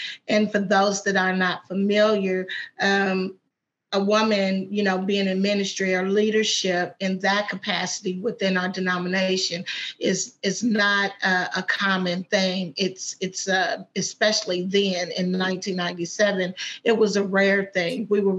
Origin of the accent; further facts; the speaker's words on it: Madisonville, Kentucky, United States; also born or lived in Paducah / Owensboro / Louisville; So I'm from Madisonville, but then we lived in Paducah, then we lived in Owensboro, then we lived in Louisville.